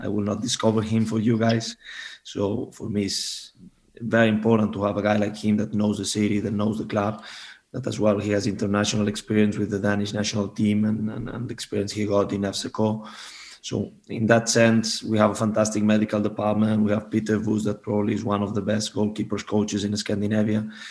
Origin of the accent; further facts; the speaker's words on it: Barcelona, Catalonia, Spain; moved away as an adult; now in Denmark; I'm from Barcelona